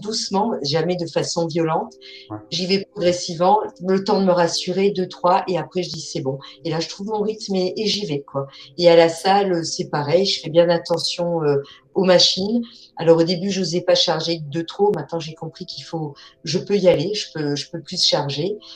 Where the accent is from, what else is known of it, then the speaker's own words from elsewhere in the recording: Alsace, Grand Est, France; Je suis alsacienne